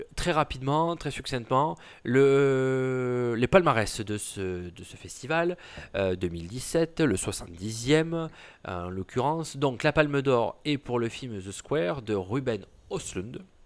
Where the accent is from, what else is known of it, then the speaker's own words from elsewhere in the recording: Provence-Alpes-Côte d'Azur, France; mon patelin du 04